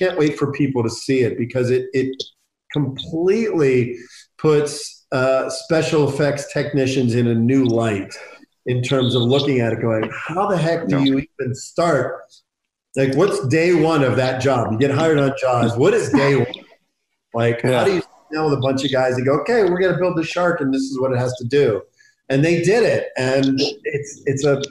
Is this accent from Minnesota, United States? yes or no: no; Pittsburgh, Pennsylvania, United States; I was from Pittsburgh